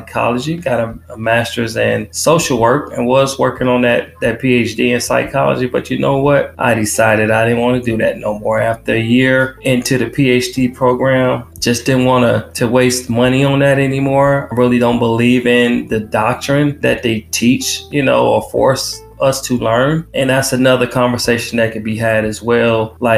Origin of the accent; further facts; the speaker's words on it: Detroit, Michigan, United States; moved away as an adult; I was born and raised in Detroit, born in North Detroit General Hospital. That's actually in Hamtramck.